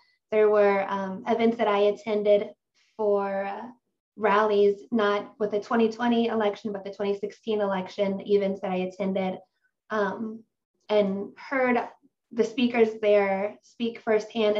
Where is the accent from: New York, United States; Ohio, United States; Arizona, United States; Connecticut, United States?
Ohio, United States; I'm from Ohio in the United States